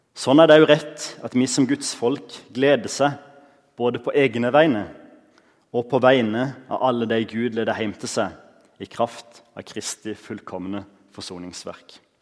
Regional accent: Norway; Når jeg vokste opp på Givland

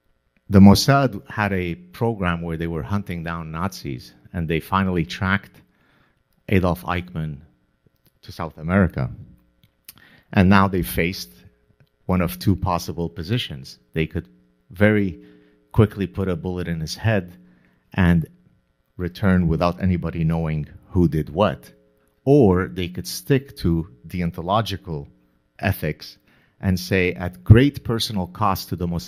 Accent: Canada; I'm Canadian, so I can say this without being accused of being a right-wing, insurrectionist.

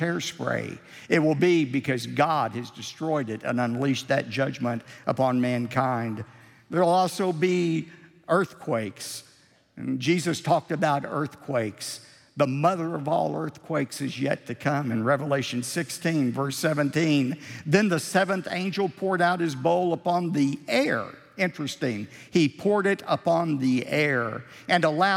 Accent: United States; as American Christians

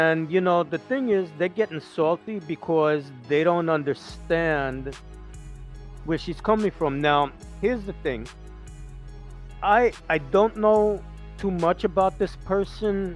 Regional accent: Jamaica; I'm Jamaican.

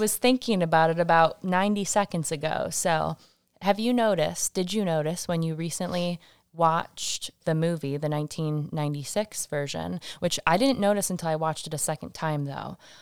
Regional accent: Michigan, United States; now in Massachusetts, United States; born and raised in Michigan

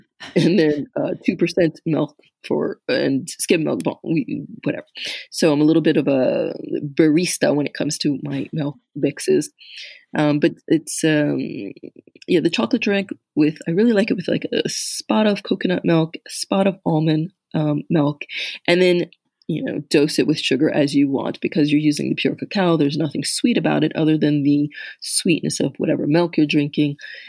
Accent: United States; moved away as an adult; now in France; that whole sweet cider that we grew up with in the States

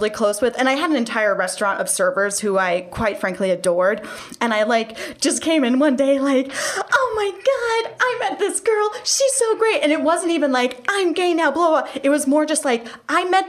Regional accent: California, United States; moved away; I'm originally from California.

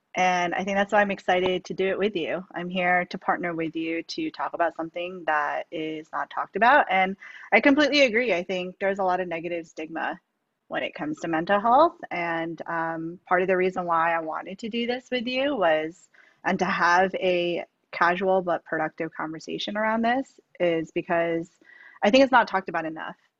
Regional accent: New York, United States; now in San Francisco, United States; I was born and raised in New York.

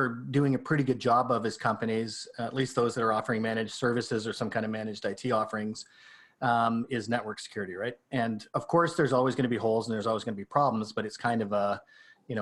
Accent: Canada; I'm Canadian

